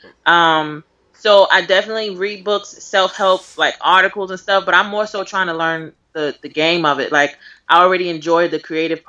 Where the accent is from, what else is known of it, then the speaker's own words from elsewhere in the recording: New York City, New York, United States; I'm from Brooklyn